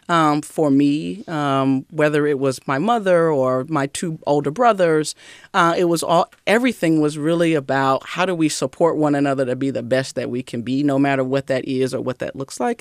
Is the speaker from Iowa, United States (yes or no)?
no; Mississippi, United States; moved away; I grew up in the South